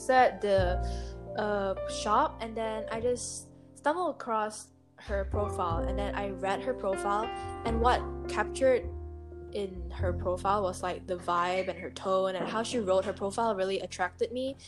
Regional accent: Malaysia; I am a Malaysian, but I'm Chinese

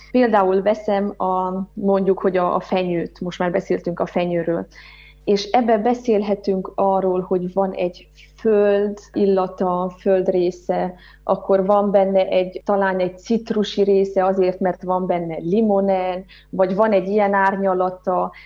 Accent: Harghita Mountains, Harghita County, Romania; born or raised there

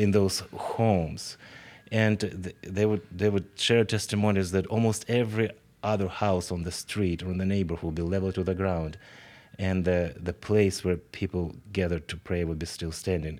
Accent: Kharkiv, Kharkiv Oblast, Ukraine; moved away as an adult; now in Spartanburg, United States; I'm from Ukraine. That's why I was born in uh, second largest city, city uh, Kharkiv.

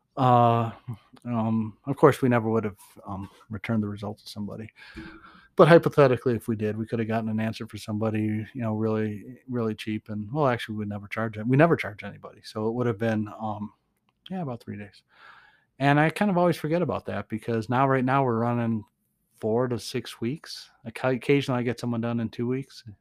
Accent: Boston, Massachusetts, United States; now in Nevada, United States; I'm from Boston

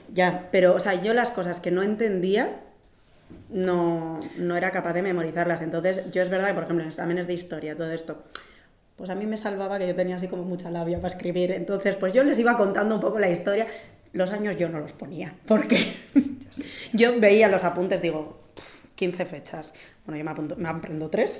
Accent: Basque Country, Spain; mi tierra

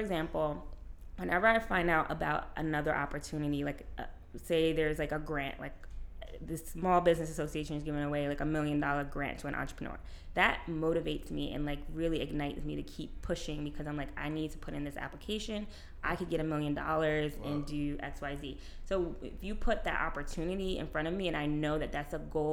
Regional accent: New York City, New York, United States; I grew up in New York

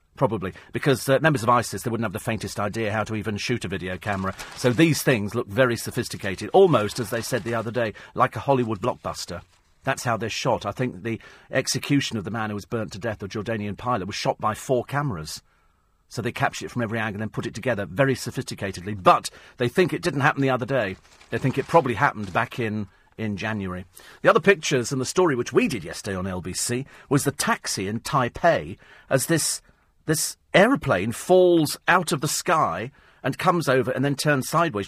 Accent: United Kingdom; we're British

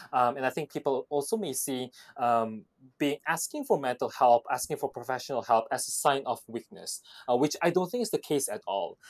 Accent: Jakarta, Indonesia; moved away as an adult; also born or lived in Australia / Hong Kong / Singapore / Beijing; for those of us who grew up in Jakarta

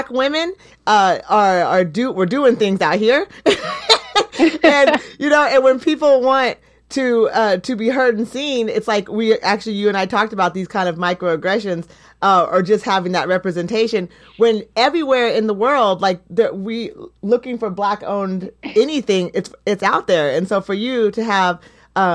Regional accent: Eugene, Oregon, United States; growing up in Eugene

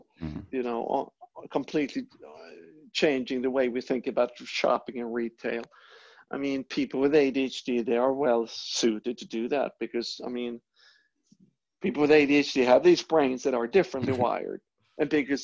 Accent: Sweden; moved away as an adult; also born or lived in Europe; now in United States; I'm from Northern Europe. I'm from Sweden

